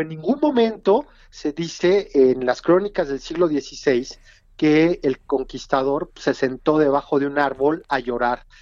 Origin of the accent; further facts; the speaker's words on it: Mexico City, Mexico; nosotros como capitalinos, como mexicanos